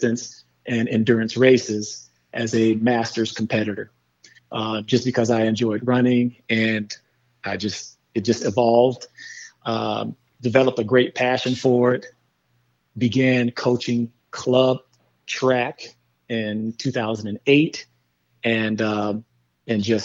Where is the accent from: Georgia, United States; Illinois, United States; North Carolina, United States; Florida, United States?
Illinois, United States; Chicago; moved away; also born or lived in Missouri / Gilbert, Arizona; I was born and raised in Chicago